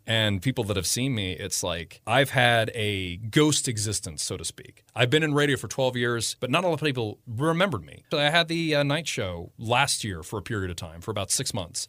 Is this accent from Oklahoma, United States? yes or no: no; Damascus, Maryland, United States; I'm, I'm from Damascus, just right down the road. So small town boy that always went to Frederick when I was growing up.